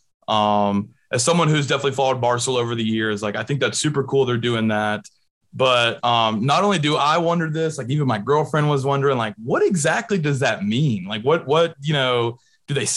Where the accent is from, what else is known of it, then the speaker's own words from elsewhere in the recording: Marietta, Georgia, United States; I'm from Marietta as well